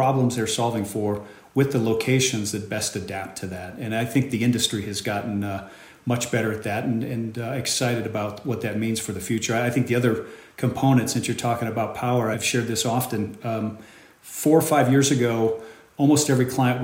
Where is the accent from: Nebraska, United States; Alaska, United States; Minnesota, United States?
Nebraska, United States; Omaha; my hometown of Omaha, Nebraska.